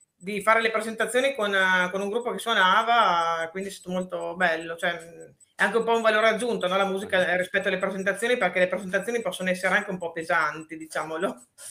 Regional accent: Parma, Emilia-Romagna, Italy; also born or lived in Brescello, province of Reggio Emilia; io sono di Parma e, mm, abito però nella bassa, in provincia di Reggio Emilia, vicino al Po, e a Brescello

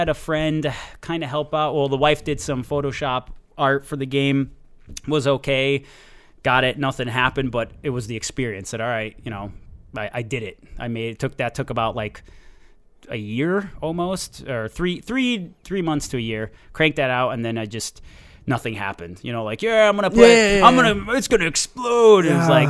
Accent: Watertown, Connecticut, United States; also born or lived in Florida; I came from East Coast, originally from Connecticut, Watertown, Connecticut.

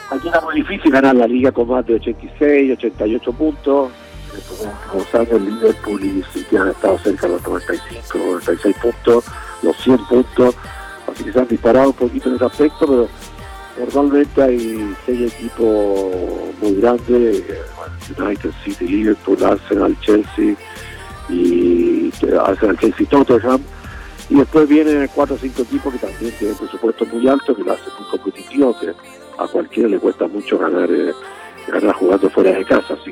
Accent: Chile; now in London, United Kingdom; hablando en contacto con mucha gente en Chile, eh, tengo muchas áreas, en mi país que tengo mucha, mucha gente conocida.

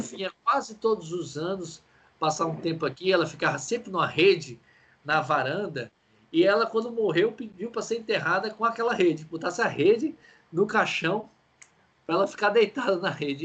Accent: Ceará, Brazil; por nós, cearenses

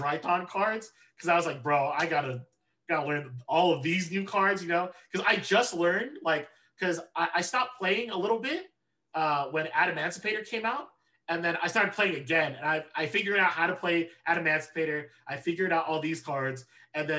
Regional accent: Southern California, United States; I was born and raised in SoCal

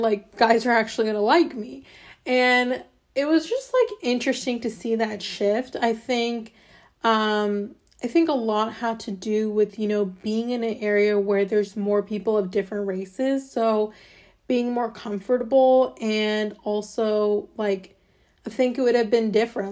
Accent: Fairborn, Ohio, United States; also born or lived in Alabama; I was born in Alabama, and then my parents moved to a small city in, um, Ohio called Fairborn

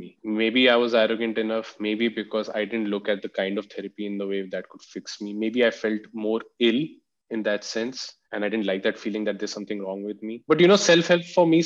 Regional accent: Delhi, India; growing up in Delhi

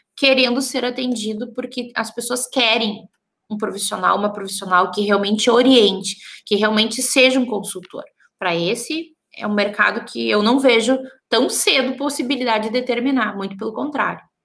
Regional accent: Santa Maria, Rio Grande do Sul, Brazil; eu sou de Santa Maria, né? Interior, bem no meio do Rio Grande do Sul

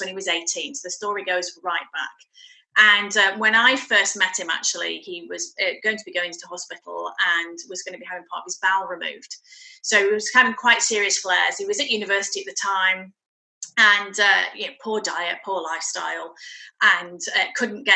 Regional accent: Shropshire, West Midlands, United Kingdom; moved away as an adult; also born or lived in West London; now in Fife, United Kingdom; I'm born and bred in Shropshire, and we came up here with my husband's work.

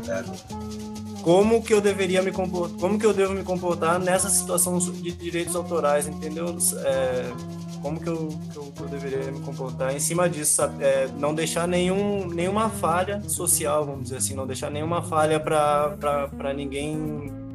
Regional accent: Bagé, Rio Grande do Sul, Brazil; moved away as an adult; now in Chapada Diamantina, Brazil; Eu sou natural de Bagé

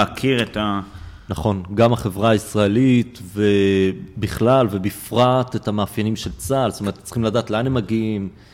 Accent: Israel; אני יליד הארץ הזו

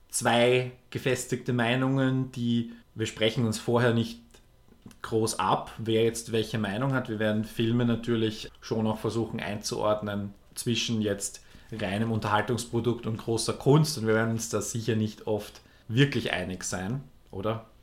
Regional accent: Lower Austria, Austria; ich bin in der Nähe von Wien aufgewachsener Niederösterreicher. Und Wir werden uns stark bemühen, keinen Dialekt hier einreißen zu lassen.

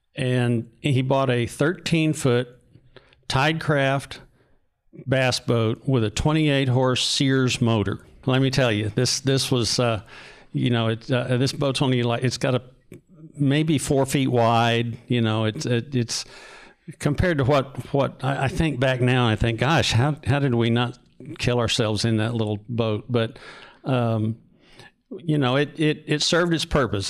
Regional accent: North Texas, United States; I grew up in North Texas.

